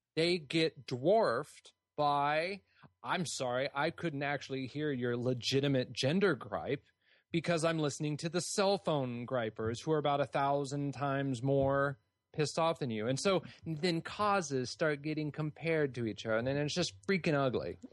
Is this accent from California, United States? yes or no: yes; California, United States; I grew up in California